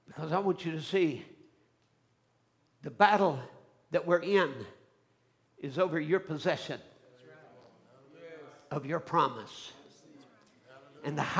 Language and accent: English; United States; I'm American